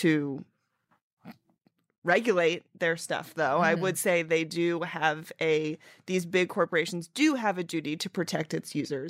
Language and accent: English; Dallas, Texas, United States; born there; also born or lived in Rhode Island / Minnesota / Fort Worth, Texas; now in New York, United States; Born in Dallas, Texas. Moved to Rhode Island. Then moved to Minnesota. Back to Texas, Fort Worth, Texas for college. And then moved to New York for a job.